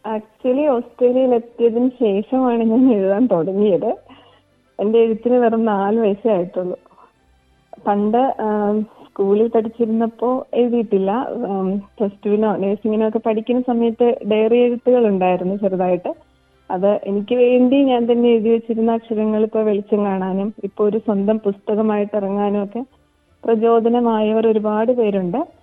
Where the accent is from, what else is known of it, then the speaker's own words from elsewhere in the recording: Malayali, Kerala, India; now in Townsville, Australia; നമ്മൾ മലയാളികൾ